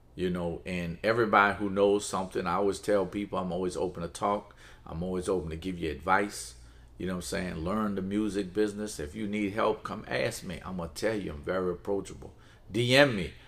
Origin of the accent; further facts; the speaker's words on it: New Orleans, Louisiana, United States; also born or lived in Palestine; raised in New Orleans. So I've been in New Orleans all my life